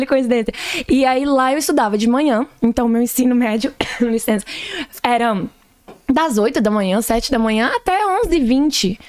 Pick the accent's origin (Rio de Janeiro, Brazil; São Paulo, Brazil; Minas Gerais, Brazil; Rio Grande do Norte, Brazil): Minas Gerais, Brazil; Ituiutaba; now in Atlanta, United States; eu sou mesmo é de lá de Tuiutaba, Minas Gerais